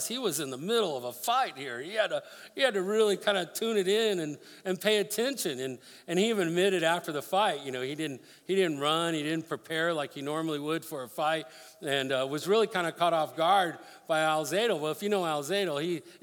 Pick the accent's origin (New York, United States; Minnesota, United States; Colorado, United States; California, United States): Colorado, United States; Denver; I grew up in Denver